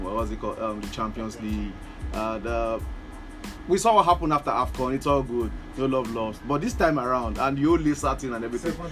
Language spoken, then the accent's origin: English; Nigeria; as a Nigerian fan